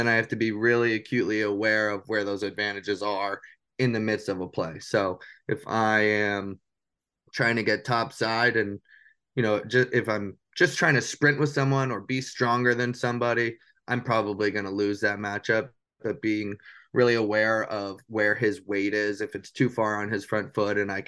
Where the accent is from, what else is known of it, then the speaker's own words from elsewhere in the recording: New Hampshire, United States; moved away as an adult; Growing up in New Hampshire